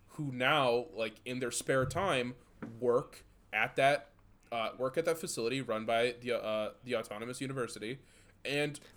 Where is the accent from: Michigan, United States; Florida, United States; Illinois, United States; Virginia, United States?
Michigan, United States; 20 minutes outside of Detroit; We grew up 20 minutes outside of Detroit.